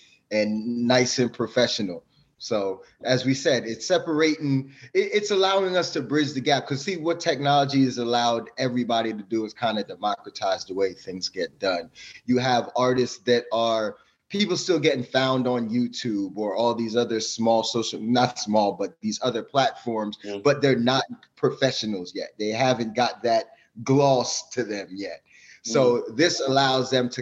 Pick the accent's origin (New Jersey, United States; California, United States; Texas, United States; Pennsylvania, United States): New Jersey, United States; also born or lived in Jamaica; I grew up in New Jersey, though.